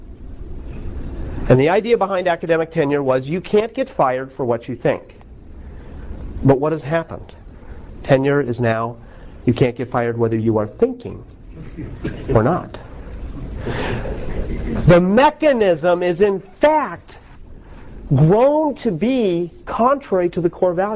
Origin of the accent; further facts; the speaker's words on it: United States; I'm unabashedly American